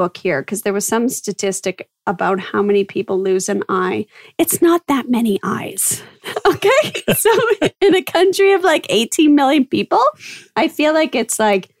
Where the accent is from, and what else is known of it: Winnipeg, Manitoba, Canada; born or raised there; now in Netherlands